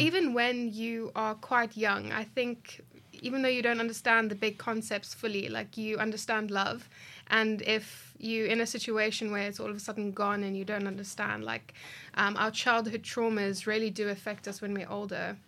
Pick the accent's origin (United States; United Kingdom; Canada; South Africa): South Africa; I grew up in Dunville